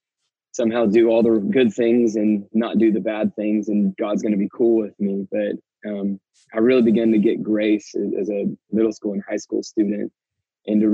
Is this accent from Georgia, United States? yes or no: yes; Marietta, Georgia, United States; I grew up here in Atlanta, outside Atlanta in the suburbs, Marietta, just kind of north of town.